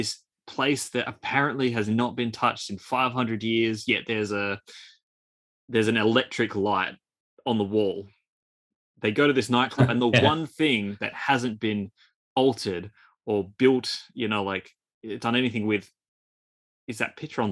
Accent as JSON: {"language": "English", "country": "Australia", "accent": "Australian", "said": "with my Australian accent"}